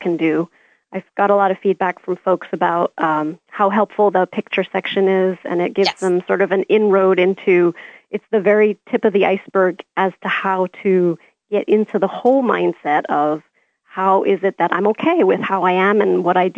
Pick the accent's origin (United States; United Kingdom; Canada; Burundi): Canada; I'm Canadian.